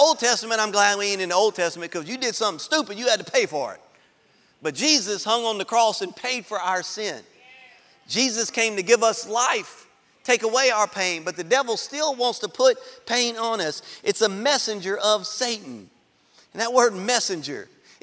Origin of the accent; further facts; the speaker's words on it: Baker, Louisiana, United States; I grew up in Baker